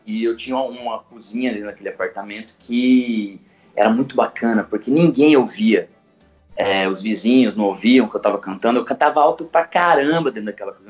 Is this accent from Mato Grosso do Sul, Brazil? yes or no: yes; Campo Grande, Mato Grosso do Sul, Brazil; moved away as an adult; now in São Paulo, Brazil; Eu sou sul grossense de Campo Grande, quase um pantaneiro. Saí de Campo Grande em 2011 para tentar a vida em São Paulo